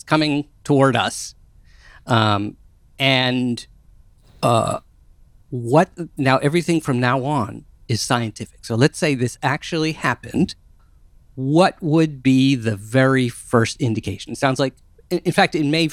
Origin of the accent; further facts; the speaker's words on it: Maryland, United States; I was growing up in Maryland